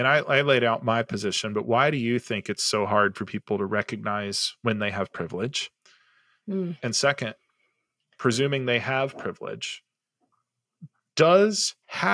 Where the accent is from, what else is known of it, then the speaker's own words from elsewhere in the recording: Southern California, United States; first language English; I'm a white male who grew up in Southern California. English is my first language.